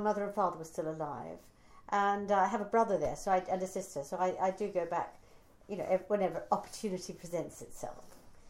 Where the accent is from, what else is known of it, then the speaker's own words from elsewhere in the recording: Australia; moved away as an adult; now in United Kingdom; I'm from Australia, indeed, yes.